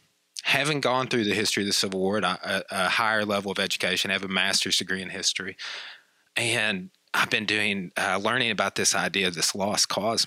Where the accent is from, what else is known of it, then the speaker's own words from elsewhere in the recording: Clarksville, United States; when I was even growing up in Clarksville, we're from the same town.